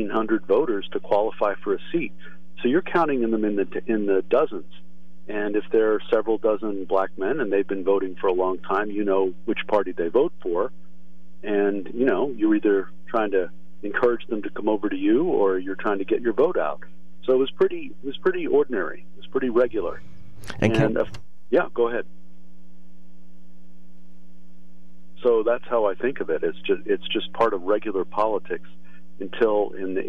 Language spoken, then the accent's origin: English; Lewisburg, Pennsylvania, United States; I grew up in Lewisburg